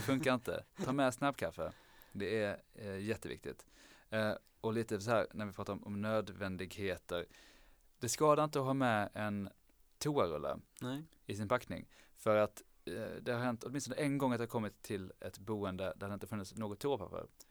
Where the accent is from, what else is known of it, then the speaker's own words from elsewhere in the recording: Lund, Skåne, Sweden; jag är från från Lund